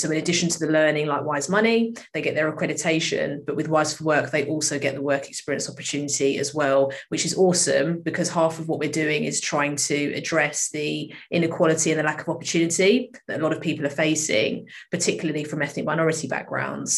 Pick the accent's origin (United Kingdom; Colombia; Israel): United Kingdom; I grew up here. This is uh, all I've known, really.